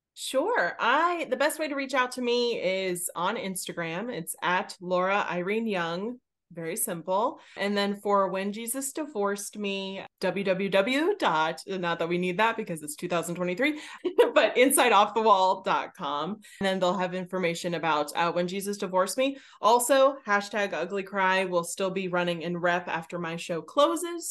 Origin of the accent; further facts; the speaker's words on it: Pittsburgh, Pennsylvania, United States; I am from Pittsburgh